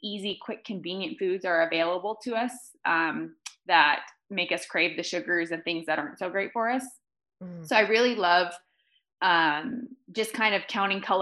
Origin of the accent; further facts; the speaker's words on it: California, United States; now in Park City, United States; I'm from California. I currently live in Park City, Utah